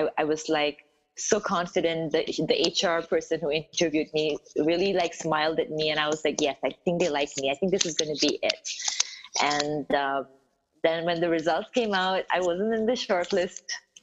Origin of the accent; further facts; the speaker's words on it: South India, India; I grew up in South India, so I don't look anything like the Southern Indians